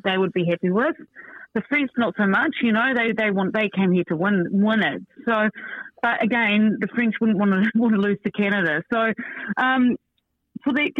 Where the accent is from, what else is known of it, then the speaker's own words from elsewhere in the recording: New Zealand; I'm a Kiwi